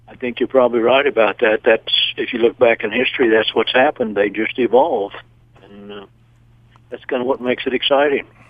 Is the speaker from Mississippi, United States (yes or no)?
no; Chicago, Illinois, United States; I'm from Chicago.